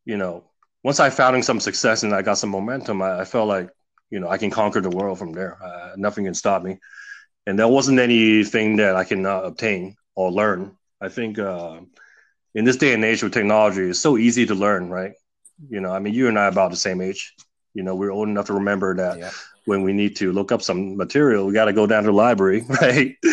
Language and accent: English; California, United States; an immigrant growing up in the States